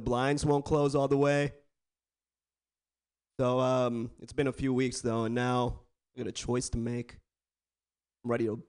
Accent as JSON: {"language": "English", "area": "Bay Area", "region": "California", "country": "United States", "tie": "born or raised there", "said": "I was born and raised in the Bay Area. Born and raised"}